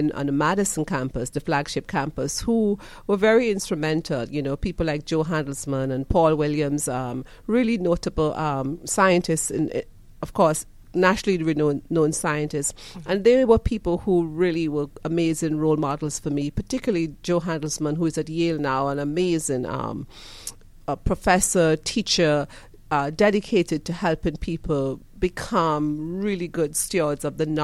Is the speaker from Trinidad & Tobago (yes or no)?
yes; Trinidad & Tobago; moved away as an adult; also born or lived in Michigan / Indiana; now in Georgia, United States; And I'm from Trinidad and Tobago. I grew up, you know, in very humble environments in Trinidad and Tobago as the last of 5 kids.